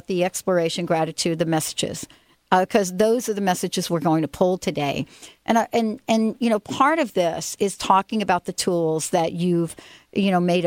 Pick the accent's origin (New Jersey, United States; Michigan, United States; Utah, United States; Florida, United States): New Jersey, United States; moved away; my home state, the state of New Jersey